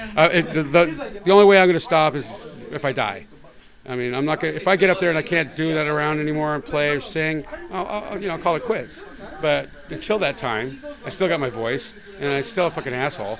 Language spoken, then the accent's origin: English; San Diego, California, United States; moved away as an adult; now in Los Angeles, United States; I'm still San Diegan, but I, I live here now.